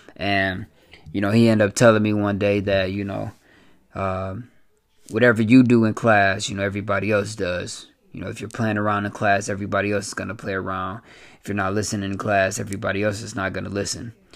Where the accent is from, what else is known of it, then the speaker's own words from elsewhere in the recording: Flint, Michigan, United States; born and raised in Flint, Michigan